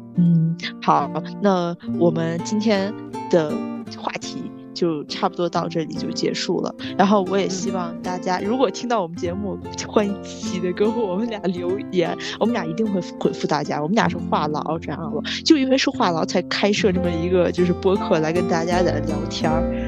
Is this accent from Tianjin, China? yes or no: yes; Tianjin, China; moved away; 我们是来自天津的